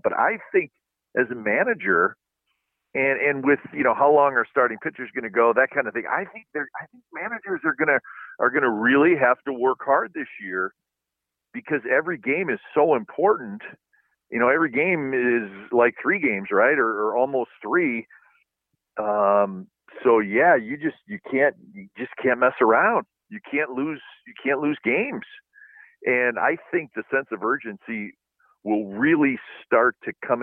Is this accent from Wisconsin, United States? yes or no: yes; Wisconsin, United States; now in Pleasanton, United States; where we grew up in Wisconsin